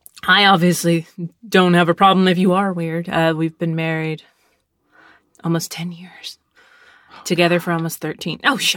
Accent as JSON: {"language": "English", "town": "Arlington", "region": "Texas", "country": "United States", "tie": "born or raised there", "said": "My friends growing up in Arlington, Texas, we watched horror movies often."}